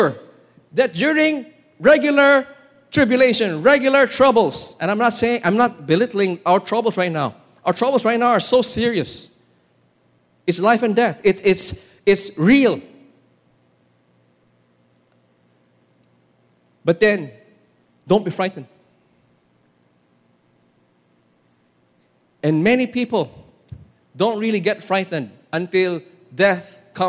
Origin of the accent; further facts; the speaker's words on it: Philippines; Filipino Christians